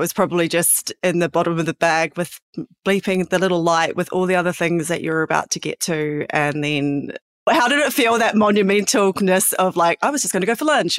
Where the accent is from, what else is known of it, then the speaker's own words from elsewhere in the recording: New Zealand; now in Sydney, Australia; I'm a Kiwi. I'm in Sydney.